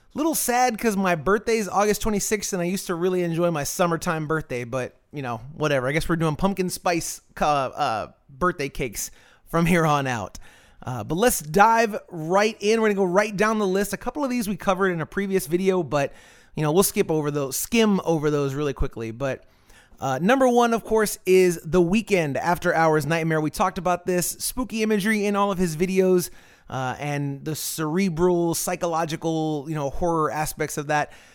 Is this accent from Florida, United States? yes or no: yes; Florida, United States; when I was a kid in the 90s, growing up in Florida, I'm of Cuban heritage.